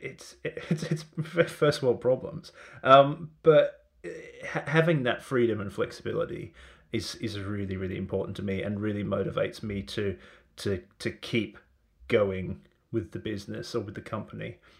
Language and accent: English; Australia; moved away; I'm originally from Australia